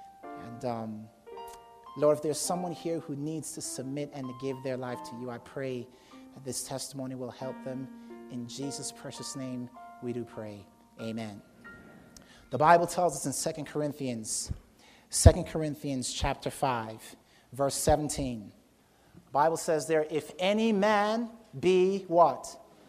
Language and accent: English; Jamaica; born there; I was born in Jamaica. Not that Jamaica was an empty, void, dark place. I just happened to be born in Jamaica.